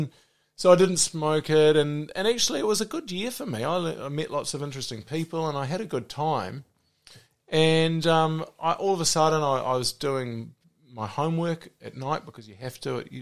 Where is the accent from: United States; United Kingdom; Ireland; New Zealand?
New Zealand; Auckland; also born or lived in Whanganui; I was in Auckland until the end of year 11